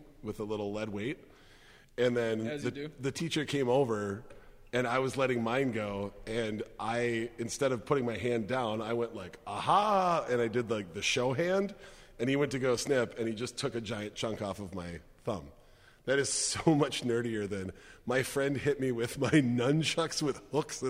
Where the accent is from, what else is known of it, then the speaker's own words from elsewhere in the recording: Minneapolis, Minnesota, United States; I was South Minneapolis.